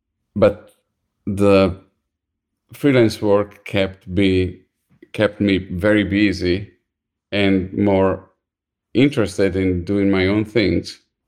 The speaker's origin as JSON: {"language": "English", "town": "Milan", "region": "Lombardy", "country": "Italy", "second_language": "English", "lives_now": "United States", "said": "I'm from Milan, and my high school was like what they call a vocational high school, was an art school."}